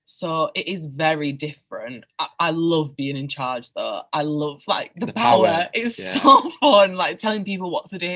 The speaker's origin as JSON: {"language": "English", "town": "Bingley", "region": "Yorkshire and the Humber", "country": "United Kingdom", "tie": "born or raised there", "said": "my hometown of Bingley"}